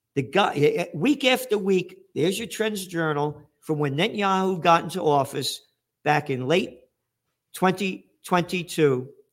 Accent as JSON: {"language": "English", "country": "United States", "said": "as an American"}